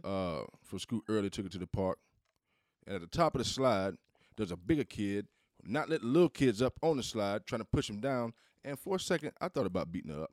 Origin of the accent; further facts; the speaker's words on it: Southeast, United States; I'm from the South. I'm from the Southeast.